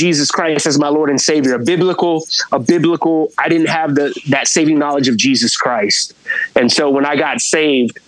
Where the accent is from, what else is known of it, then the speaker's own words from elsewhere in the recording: Virginia, United States; I'm from Virginia. I live in Virginia